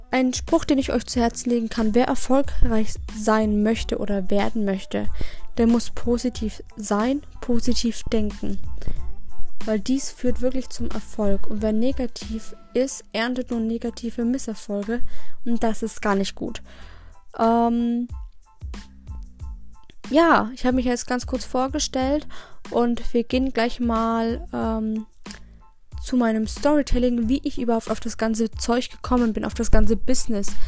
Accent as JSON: {"language": "German", "town": "Regensburg", "region": "Bavaria", "country": "Germany", "tie": "born there", "said": "ich bin am 27. März 2000 geboren in Regensburg tatsächlich."}